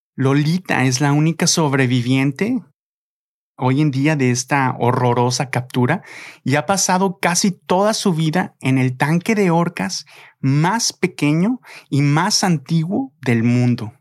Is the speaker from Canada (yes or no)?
no; Mexico; como mexicano